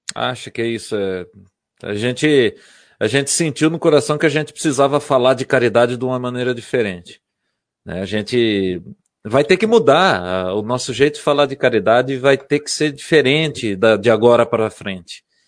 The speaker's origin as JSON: {"language": "Portuguese", "town": "Borborema", "region": "São Paulo", "country": "Brazil", "said": "Eu sou de Borborema"}